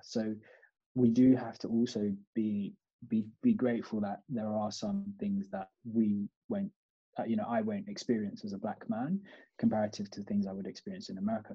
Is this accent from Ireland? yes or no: no; United Kingdom; also born or lived in Kampala, Uganda; I was brought up there till I was four, and then came to the UK I've lived in the UK since then